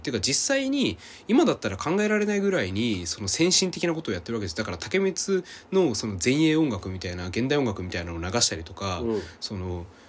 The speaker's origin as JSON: {"language": "Japanese", "town": "Hirakata", "region": "Osaka", "country": "Japan", "tie": "born or raised there", "said": "僕は大阪でしかも枚方とかがあの地元なのでうん、で枚方ってすごい近いんですねあそこから、だから小さい頃から腐るほど見てるんですよ"}